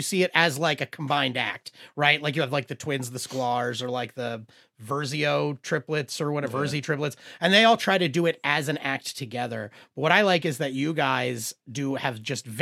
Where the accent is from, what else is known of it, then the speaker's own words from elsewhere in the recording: outside of Philadelphia, Pennsylvania, United States; moved away as an adult; also born or lived in Los Angeles; I grew up outside of Philly